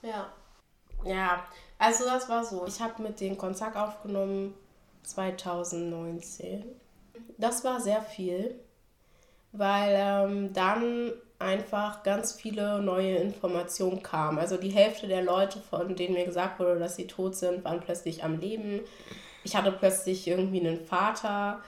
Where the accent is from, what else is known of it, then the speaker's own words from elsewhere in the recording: Berlin, Germany; also born or lived in Gambia; now in Hannover, Germany; wir sind jetzt halt am Rand von Berlin aufgewachsen